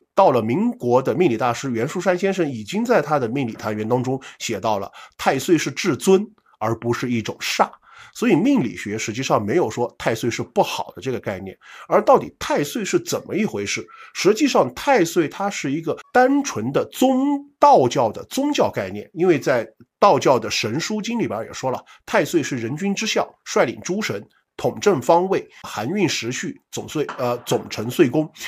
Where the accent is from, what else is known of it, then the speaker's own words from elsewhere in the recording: China; 中华民族或者我们中国人